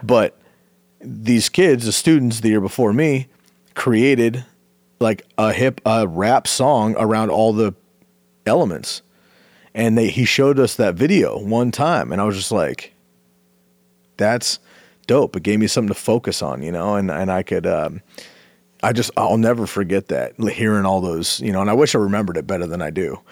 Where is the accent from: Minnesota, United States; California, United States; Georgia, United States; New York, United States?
California, United States; Bay Area; moved away; I grew up in the Bay Area